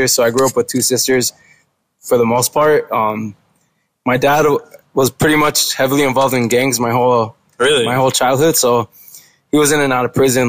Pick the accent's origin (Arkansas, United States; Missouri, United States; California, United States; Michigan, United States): California, United States; Los Angeles; I grew up in a little part of the Valley called Pacoima